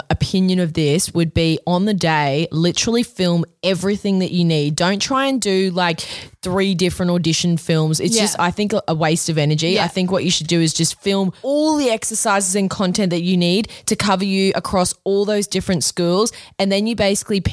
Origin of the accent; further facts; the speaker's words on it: Australia; I'm 30 years old. I'm from Australia